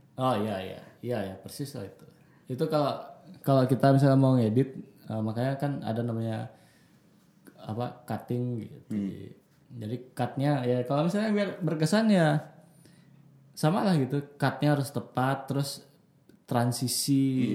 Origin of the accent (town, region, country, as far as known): Bali, Indonesia